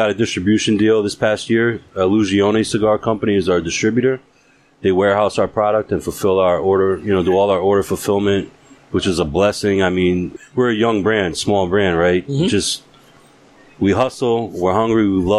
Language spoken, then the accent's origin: English; New York, United States; moved away; also born or lived in Massachusetts; I was born and raised in New York, but I lived in Mass for a good amount of time